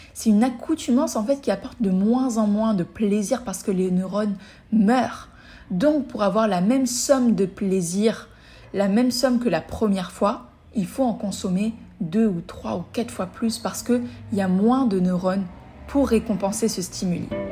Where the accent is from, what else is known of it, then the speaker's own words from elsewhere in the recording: Tunis, Tunis Governorate, Tunisia; moved away; also born or lived in Mexico; je suis tunisienne